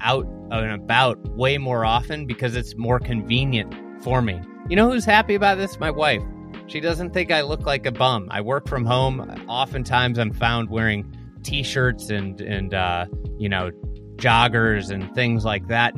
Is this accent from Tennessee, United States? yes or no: no; Chicago, Illinois, United States; a Chicagoan